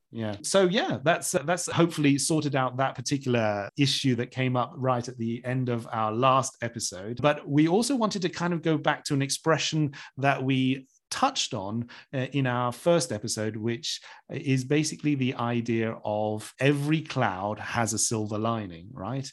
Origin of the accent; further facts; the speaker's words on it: Bournemouth, South West England, United Kingdom; moved away; I actually got this job when I moved back to my hometown, which is Bournemouth.